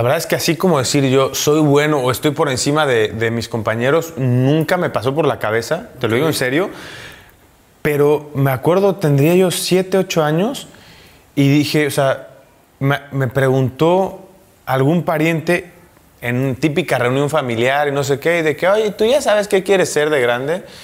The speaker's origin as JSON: {"language": "Spanish", "region": "Veracruz", "country": "Mexico", "also_born_or_lived": "Italy / Mexico City", "moved": "as an adult", "said": "en mi tierra"}